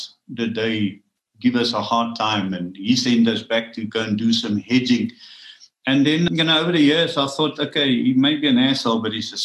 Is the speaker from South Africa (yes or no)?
yes; Rustenburg, North West, South Africa; I'm a miner from Rustenburg